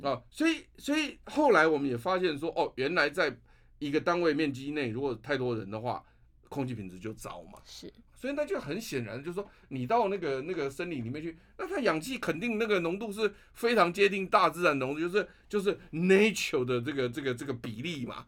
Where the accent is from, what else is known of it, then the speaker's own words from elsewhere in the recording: Taiwan; 我们台湾人在散步或走路的这个运动里面，最常做的就是公园